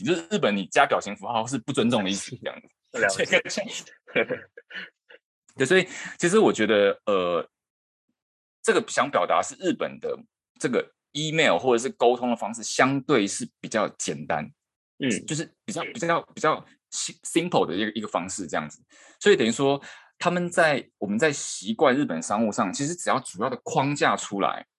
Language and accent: Chinese; Taiwan; moved away as an adult; now in Japan; 然后我是台湾人